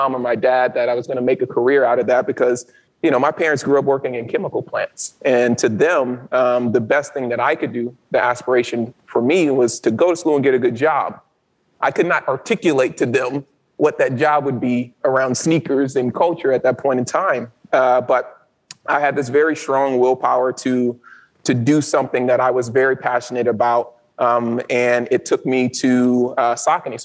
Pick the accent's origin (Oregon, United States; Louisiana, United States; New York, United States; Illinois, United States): Louisiana, United States; Baton Rouge; moved away